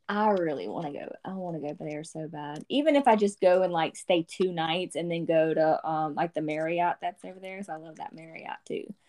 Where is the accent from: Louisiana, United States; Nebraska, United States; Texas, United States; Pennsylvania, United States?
Louisiana, United States; I'm from Louisiana